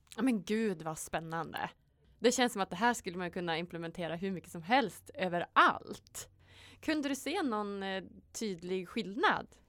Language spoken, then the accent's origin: Swedish; Sweden; vi är ju födda i Sverige